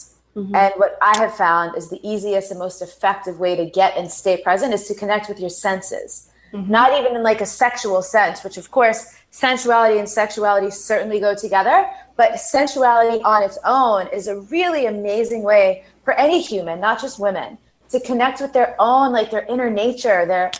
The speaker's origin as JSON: {"language": "English", "country": "United States", "tie": "born or raised there", "said": "growing up playing sports here in the United States"}